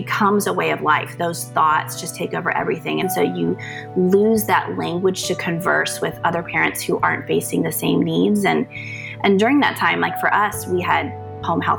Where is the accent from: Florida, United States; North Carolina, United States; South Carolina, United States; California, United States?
North Carolina, United States; I am from North Carolina.